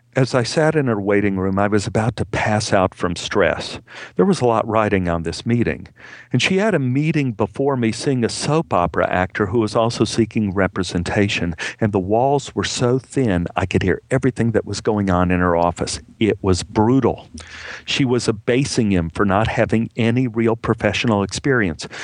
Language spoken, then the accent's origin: English; Dallas, Texas, United States; moved away as an adult; now in Los Angeles, United States; my hometown in Dallas